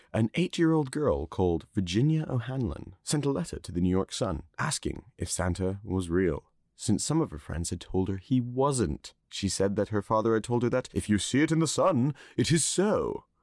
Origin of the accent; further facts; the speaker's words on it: Netherlands; I was born in Holland